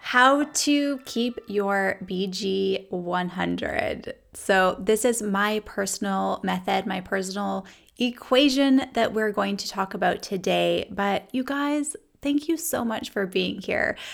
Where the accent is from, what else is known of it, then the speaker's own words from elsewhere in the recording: Canada; now in United States; growing up in Canada, we used millimoles per liter